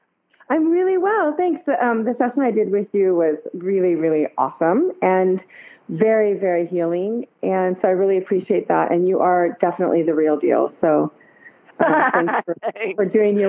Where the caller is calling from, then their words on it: Santa Cruz, California, United States; I'm calling in from Santa Cruz, California.